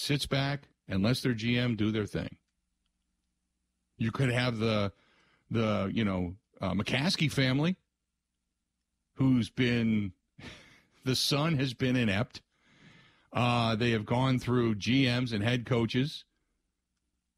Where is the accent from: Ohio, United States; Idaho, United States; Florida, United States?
Ohio, United States; Cincinnati; growing up in Cincinnati.